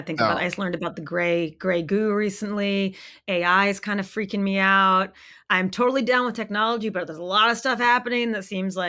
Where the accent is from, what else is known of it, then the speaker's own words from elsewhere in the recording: East Coast, United States; And it was still so important to me growing up on the East Coast.